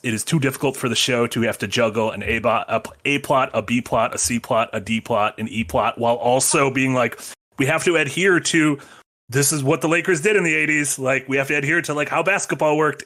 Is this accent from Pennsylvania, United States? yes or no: no; near Portage, Wisconsin, United States; a prison near my hometown